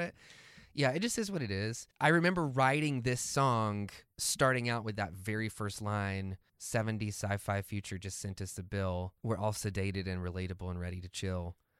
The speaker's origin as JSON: {"language": "English", "region": "the Bible Belt", "country": "United States", "tie": "born or raised there", "said": "growing up in the Bible Belt"}